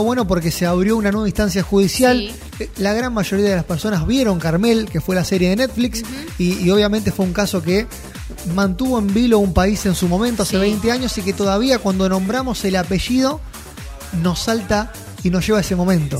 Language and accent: Spanish; Argentina; como argentinos